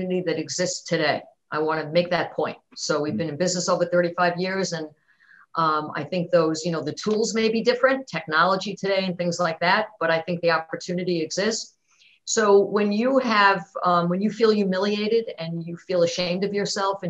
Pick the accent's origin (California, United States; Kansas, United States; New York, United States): New York, United States; New York City; I grew up in Queens, New York.